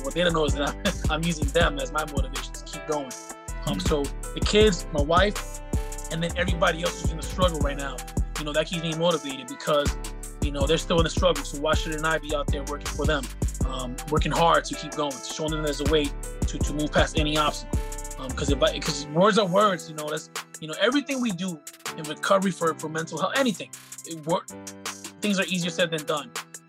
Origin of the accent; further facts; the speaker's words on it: San Antonio, Texas, United States; You know, I came from San Antonio, had nowhere to train during the pandemic